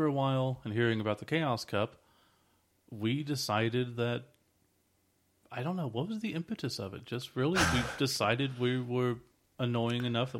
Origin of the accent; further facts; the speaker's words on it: Moore, Oklahoma, United States; We're from Moore, Oklahoma, or Oklahoma City area.